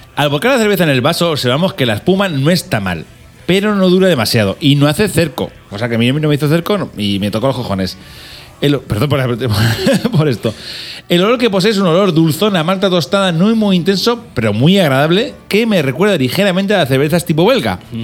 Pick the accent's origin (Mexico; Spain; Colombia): Spain; Albacete, Castilla-La Mancha; also born or lived in Algeciras; somos de Albacete, pero yo tengo, yo soy medio de Algeciras, o sea, yo soy medio, medio andaluz